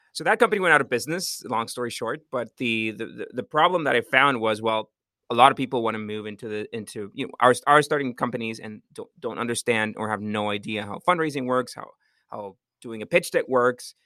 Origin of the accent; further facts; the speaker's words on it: Costa Rica; I'm from Costa Rica.